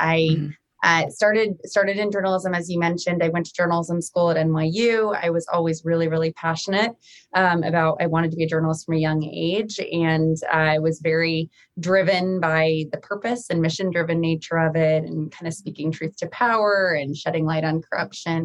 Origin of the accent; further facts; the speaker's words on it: Rhode Island, United States; moved away as an adult; also born or lived in Washington, District of Columbia, United States / Chicago; I got very lucky to get a job for my home state senator, Jack Reed. I'm from Rhode Island